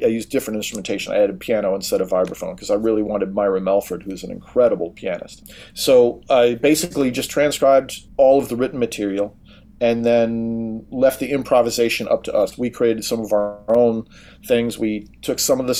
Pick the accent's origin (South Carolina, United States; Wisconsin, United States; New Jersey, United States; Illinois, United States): Wisconsin, United States; Racine; moved away as an adult; also born or lived in Boston / New York; I'm originally from Racine, Wisconsin